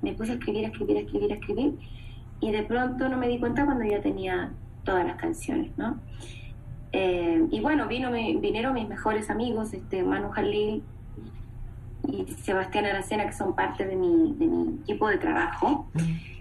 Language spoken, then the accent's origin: Spanish; Chile; yo soy una chilena